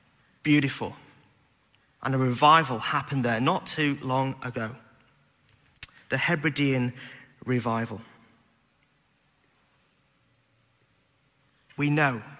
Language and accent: English; Beverley, Yorkshire and the Humber, United Kingdom; moved away; When I was a youth leader back in Beverley, my hometown